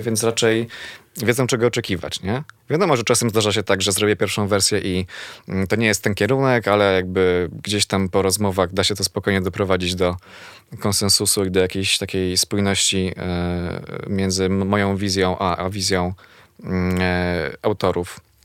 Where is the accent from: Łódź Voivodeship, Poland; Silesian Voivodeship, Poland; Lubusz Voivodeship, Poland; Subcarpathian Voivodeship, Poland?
Silesian Voivodeship, Poland; Zawiercie; moved away as an adult; now in Warsaw, Poland; jestem z Zawiercia